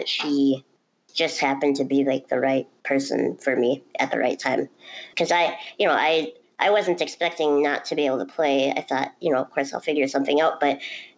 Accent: Duluth, Minnesota, United States; transferred home to my hometown in Duluth, Minnesota

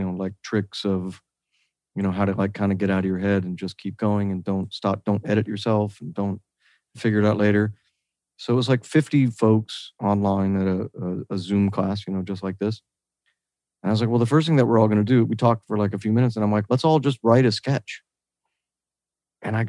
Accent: Oak Park, Illinois, United States; also born or lived in Wisconsin; now in California, United States; I'm from the absolute smallest house that was about to collapse made of asbestos. And my mom was a hoarder. So if it helps, I'm from that part of Oak Park.

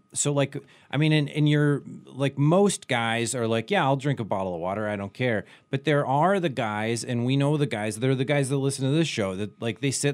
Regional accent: Janesville, Wisconsin, United States; moved away; also born or lived in New York / Los Angeles; I'm from Wisconsin

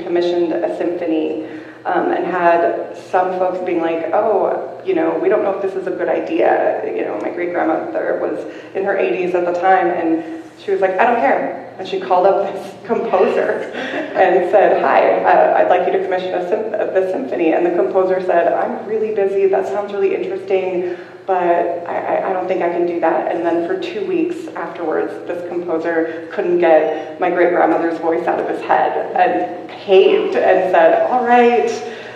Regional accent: Washington, United States; moved away as an adult; also born or lived in New Mexico; When I go back to where I grew up in Swinomish

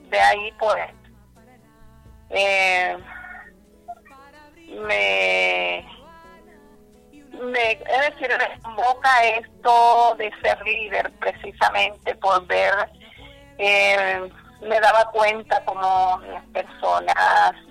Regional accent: Córdoba, Colombia; moved away as an adult; en mi proceso de liderazgo yo vengo de Córdoba, llegué aquí a La Guajira en el año 2000.

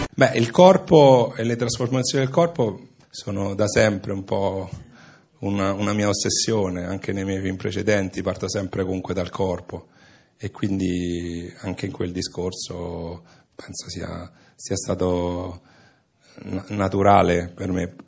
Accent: Italy

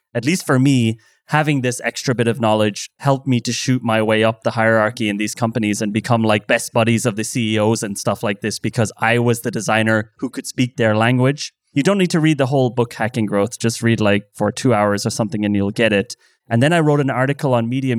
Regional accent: Ireland; now in Berlin, Germany; I'm Irish

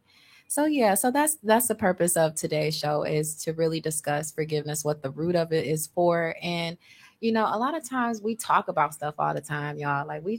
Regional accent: Chicago, Illinois, United States; So y'all know I'm from Projects of Chicago. Moved up here, all that good stuff. lived in a shelter, eventually moved out to Cudahy, right?

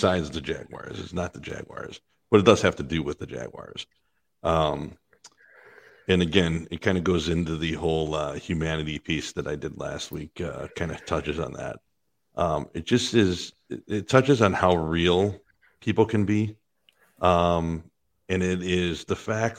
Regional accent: Green Bay, Wisconsin, United States; moved away; growing up in Green Bay and living in Green Bay for a while

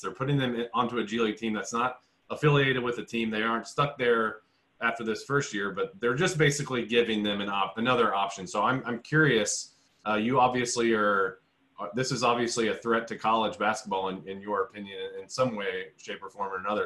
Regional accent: Indianapolis, Indiana, United States; I'm from Indy

